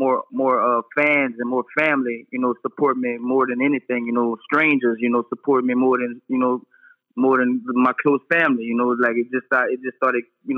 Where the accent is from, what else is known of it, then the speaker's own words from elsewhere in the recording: Lewisburg, United States; Born and raised in Lewisburg area, Sunset, Bellevue, back there